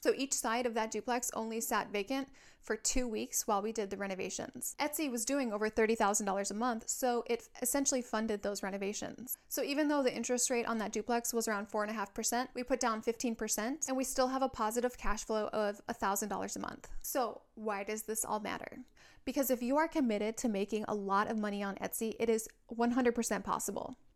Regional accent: Minnesota, United States; now in San Diego, United States; My husband is from Hawaii and I am from Minnesota, but the military has landed us here

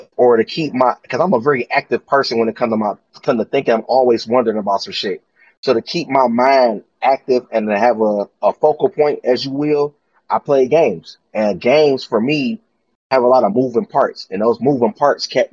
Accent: Detroit, Michigan, United States; I'm from Detroit

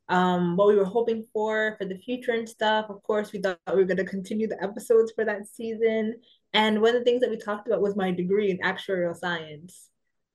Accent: New York City, New York, United States; moved away as an adult; now in Paris, France; I am originally from New York City.

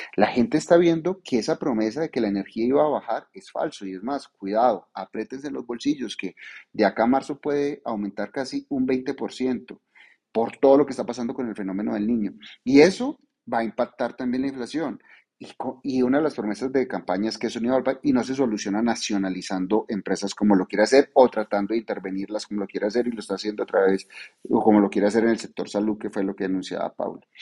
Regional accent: Paisa, Antioquia, Colombia; yo soy muy paisa

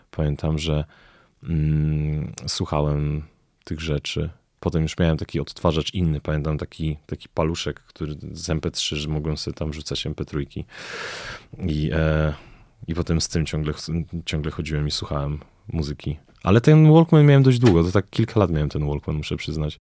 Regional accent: Belgium; also born or lived in Greece; now in Poland; Najpierw uczyłem się w Grecji, w Atenach, potem dorastałem w Belgii. I jakoś mm, tam było dużo przeprowadzek, bo potem jak przeprowadziliśmy się do Polski, to też mieszkaliśmy w różnych, w różnych miejscach.

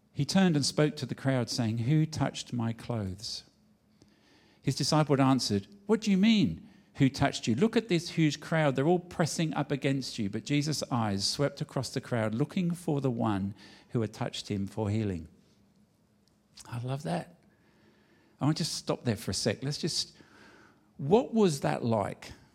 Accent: London, United Kingdom; moved away; I was born in England

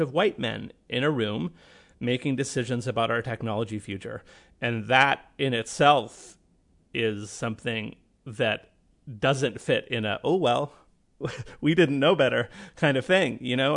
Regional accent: Canada; I'm Canadian

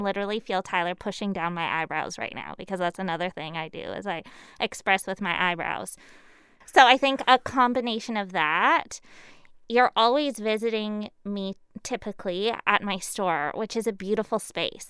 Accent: Surrey, British Columbia, Canada; also born or lived in Burnaby; until I was three, I was in Burnaby, I believe. Fraser Heights, somewhere over there. Uh, and then what they call South Surrey now, but it was Cloverdale, one eighty-fourth and twenty-nine A. Uh, I grew up in a big heritage farm

